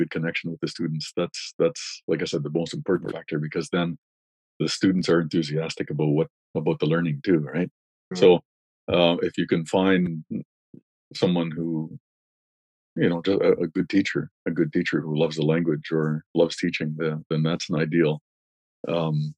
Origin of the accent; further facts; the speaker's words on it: Wikwemikong, Ontario, Canada; moved away; my hometown has a population on reserve of, well, I don't know, let's say 5,000 people